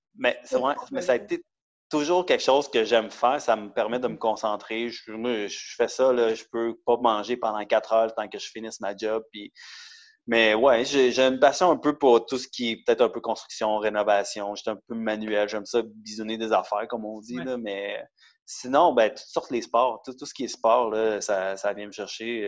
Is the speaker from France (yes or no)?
no; Montreal, Quebec, Canada; also born or lived in Laval; je suis techniquement né à Montréal, grandi un peu à Montréal et à Laval